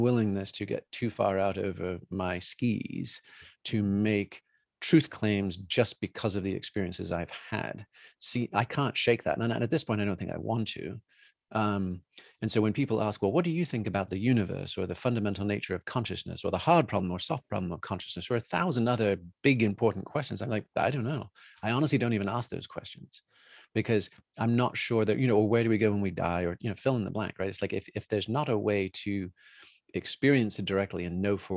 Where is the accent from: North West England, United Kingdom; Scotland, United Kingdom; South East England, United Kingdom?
South East England, United Kingdom; New Forest; moved away; also born or lived in Colorado; growing up in the New Forest, growing up within sight of Stonehenge, Salisbury Cathedral, you know, where we went to school